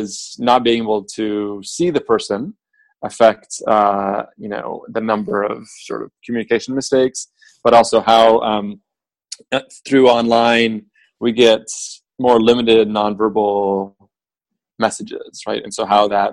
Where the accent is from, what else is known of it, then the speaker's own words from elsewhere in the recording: Beirut, Beirut Governorate, Lebanon; also born or lived in Iowa; now in United States; I grew up in Beirut during civil war and ultimately left about halfway through the war